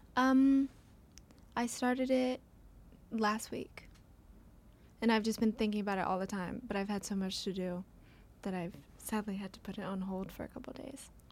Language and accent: English; Franklin, Tennessee, United States; I grew up where, in Franklin